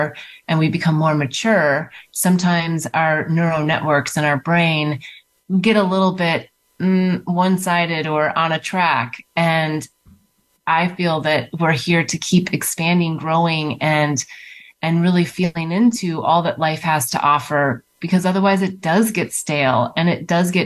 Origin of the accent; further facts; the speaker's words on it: North Dakota, United States; growing up in the Midwest of America, in North Dakota